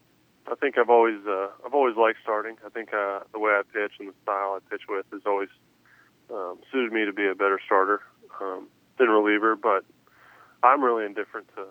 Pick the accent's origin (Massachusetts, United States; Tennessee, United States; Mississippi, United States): Tennessee, United States; Clarksville; the team from my hometown.